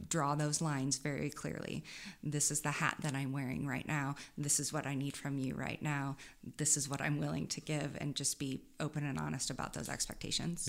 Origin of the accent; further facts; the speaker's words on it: Saint Charles, Missouri, United States; also born or lived in Columbia, Missouri; I grew up out, outside of Saint Louis in Saint Charles.